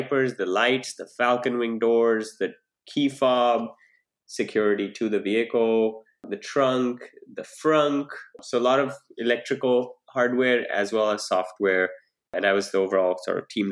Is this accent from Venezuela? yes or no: no; India; moved away as an adult; also born or lived in New Delhi, India / Pittsburgh, United States; now in Silicon Valley, United States; So I grew up in India and I've lived in New Delhi